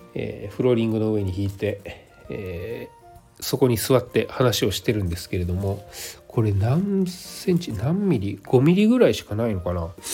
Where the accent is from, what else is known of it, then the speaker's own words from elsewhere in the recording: Nagano, Japan; now in Osaka, Japan; 私の実家はね長野県なのでそっちの方がよっぽど寒い